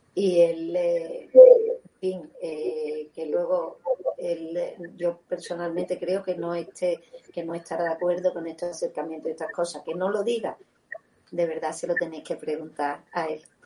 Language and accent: Spanish; Seville, Andalusia, Spain; now in Madrid, Spain; Yo soy muy sevillana porque allí he nacido y es mi casa, es mi ciudad